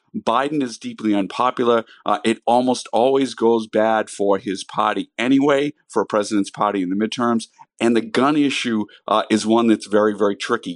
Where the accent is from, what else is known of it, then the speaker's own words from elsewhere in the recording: Massachusetts, United States; my home state of Massachusetts